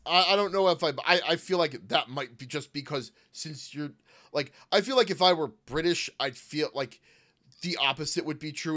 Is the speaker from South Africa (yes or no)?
no; United States; I, as an American, had, didn't grow up inside of the the you know the Midwest culture.